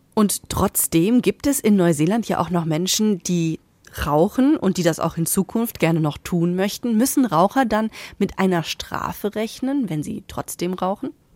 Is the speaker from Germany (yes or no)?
yes; Germany; bei uns in Deutschland